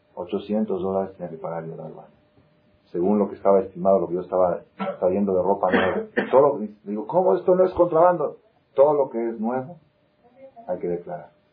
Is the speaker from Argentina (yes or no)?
yes; Argentina; also born or lived in Israel; now in Mexico; yo nací en Argentina, estudié 10 años en Israel y me casé con una mexicana